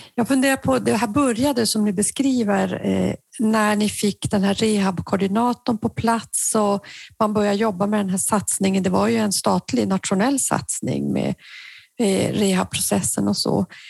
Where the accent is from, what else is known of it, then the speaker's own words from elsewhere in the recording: Norrbotten County, Sweden; i Norrbotten i alla fall, där jag kommer ifrån